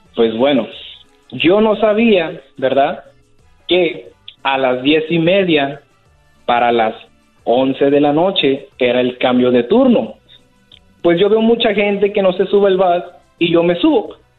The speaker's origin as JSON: {"language": "Spanish", "town": "Tijuana", "region": "Baja California", "country": "Mexico", "moved": "yes", "lives_now": "San Diego, United States", "said": "soy de Tijuana"}